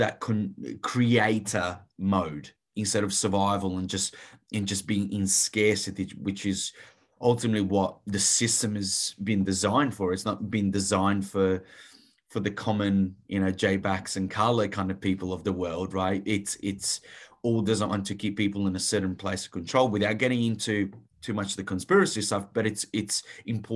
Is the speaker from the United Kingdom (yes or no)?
no; Italy; moved away; I grew up in Italy, so steeped in a Catholic culture